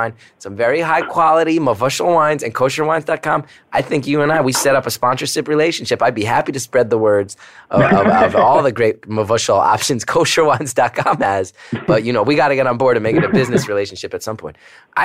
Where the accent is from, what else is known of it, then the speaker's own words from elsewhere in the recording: Northeast, United States; now in New York, United States; I grew up in the Northeast.